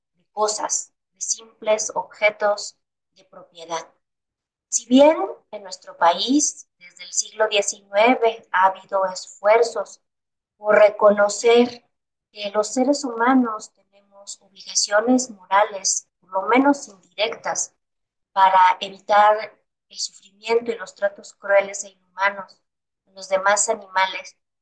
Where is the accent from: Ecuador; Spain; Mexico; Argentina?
Mexico; en México somos herederos de las cosmovisiones de los pueblos originarios